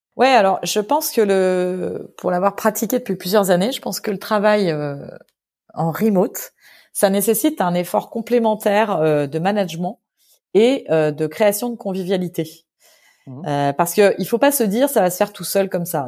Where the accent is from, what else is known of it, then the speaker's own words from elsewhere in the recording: France; moved away as an adult; also born or lived in London; je suis française à 100%